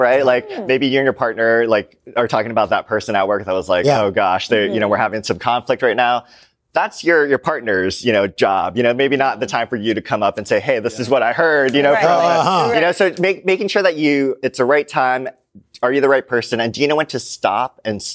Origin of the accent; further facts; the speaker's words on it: Hawaii, United States; I grew up in Hawaii